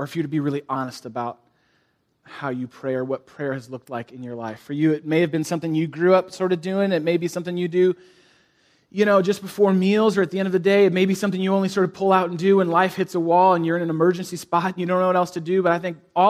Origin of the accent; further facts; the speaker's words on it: San Francisco, California, United States; now in Chicago, United States; I grew up in San Francisco, the East Bay of San Francisco